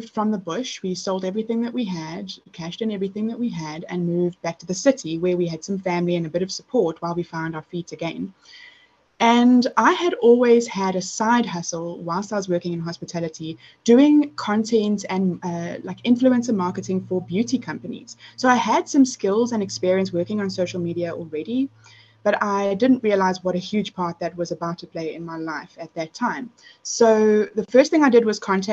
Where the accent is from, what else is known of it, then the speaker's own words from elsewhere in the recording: South Africa; I'm South African